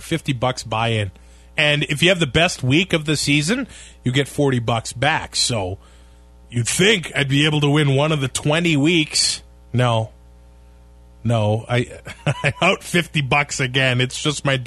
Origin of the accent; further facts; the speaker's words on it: Canada; as a Canadian